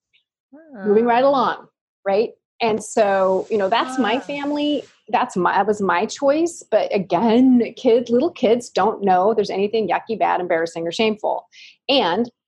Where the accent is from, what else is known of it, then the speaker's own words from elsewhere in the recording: Ashland, Oregon, United States; I was born and raised in Ashland, Oregon, which is a mecca of hippies